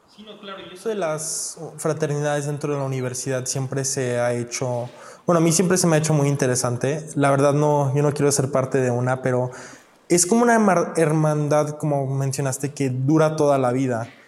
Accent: Mexico; now in United States; yo nací en México, yo soy de México

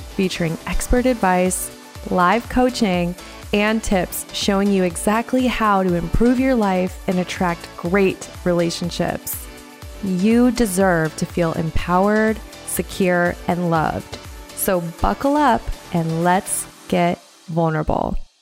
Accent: Montana, United States; now in Southwest Florida, United States; I am from Montana originally

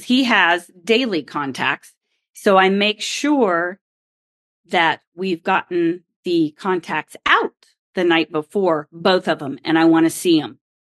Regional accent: Oklahoma, United States; And it's not just because I grew up in Oklahoma where there is wind.

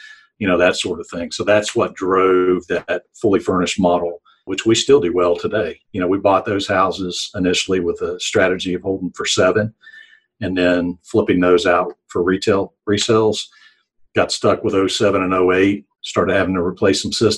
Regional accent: West Virginia, United States; moved away as an adult; now in Alabama, United States; I grew up in West Virginia. I'm a transplant to Alabama.

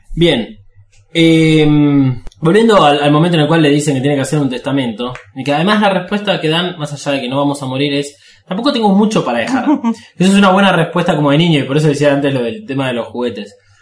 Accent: Argentina

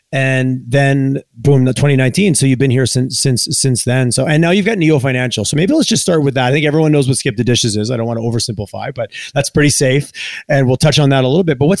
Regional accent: Eastern Canada, Canada; now in Calgary, Canada; it's interesting living in Calgary. Just I grew up in Eastern Canada

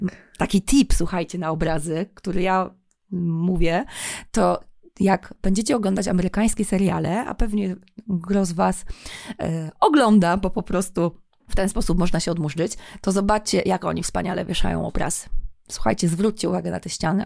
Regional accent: Toruń, Kuyavian-Pomeranian Voivodeship, Poland; ja tutaj jestem z Torunia

